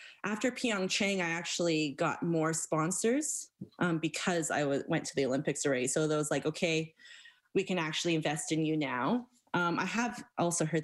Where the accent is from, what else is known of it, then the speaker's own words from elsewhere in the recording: Stony Plain, Alberta, Canada; I grew up right outside of Stony Plain